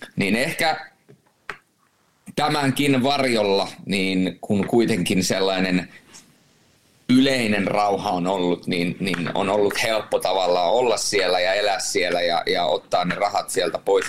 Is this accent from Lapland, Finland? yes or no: yes; Rovaniemi, Lapland, Finland; also born or lived in Turku / Jyväskylä; now in Tampere, Finland; Mä oon, mä oon tamperelaistunut rovaniemeläinen